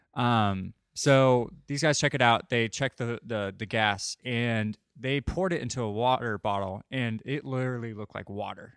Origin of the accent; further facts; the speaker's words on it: St. Louis, Missouri, United States; moved away; I'm from Saint Louis